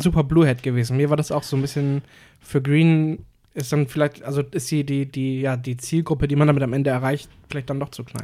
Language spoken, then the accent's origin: German; Cuxhaven, Lower Saxony, Germany; moved away as an adult; now in Hamburg, Germany; jetzt nicht hier in Hamburg, aber in, in meiner Heimat in Cuxhaven